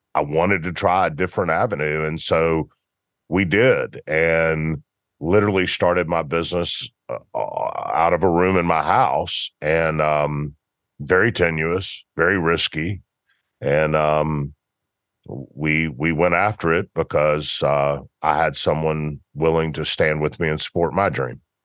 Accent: Memphis, Tennessee, United States; born and raised in Memphis

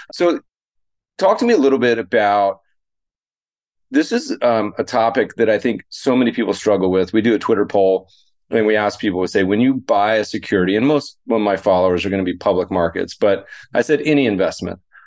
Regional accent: Colorado, United States; also born or lived in Lake Tahoe, California/Nevada; now in Los Angeles, United States; I grew up skiing in Colorado

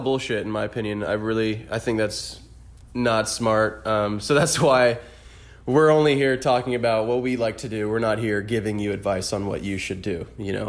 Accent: Orlando, Florida, United States; moved away; born and raised in the four oh seven

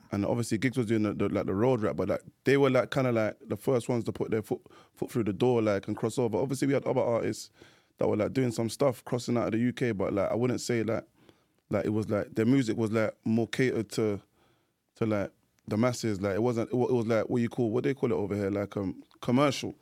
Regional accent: London, United Kingdom; grew up in, uh, um, North London, Edmonton. That's my area

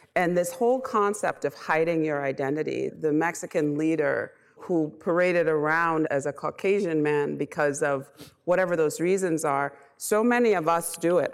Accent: Bahamas; moved away; I'm originally from the Bahamas, so I'm an immigrant.

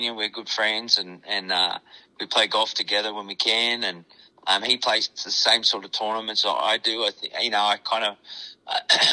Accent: Australia; now in Iowa, United States; I'm Australian

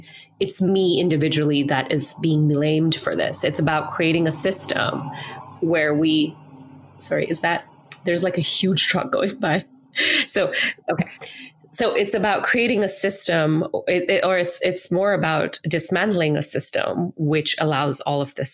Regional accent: India; moved away; as an Indian woman, as an Asian immigrant to this country, who was able to enter this country with socioeconomic privilege, with education privilege

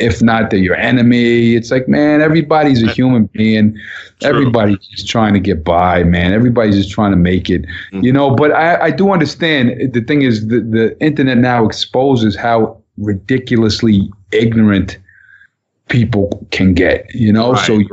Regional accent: Long Island, New York, United States; Kids I grew up with in Long Island

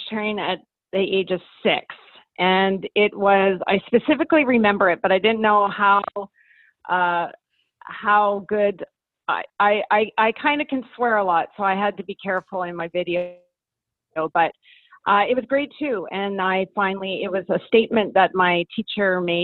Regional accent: Kelowna, British Columbia, Canada; I am from Kelowna, British Columbia

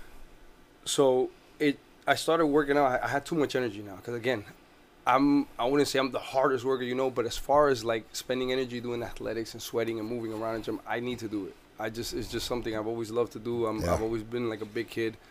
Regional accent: Newark, New Jersey, United States; now in Orlando, United States; I come from Jersey. I'm from Newark, New Jersey

